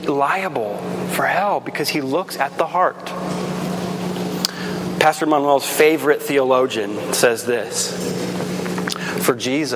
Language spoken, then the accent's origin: English; Guatemala; When I grew up in Guatemala as a kid, I would come home from school and we'd always come to a stoplight.